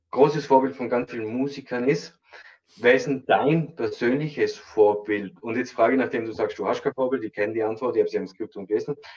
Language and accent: German; Tyrol, Austria; ich komme aus dem Landel Tirol.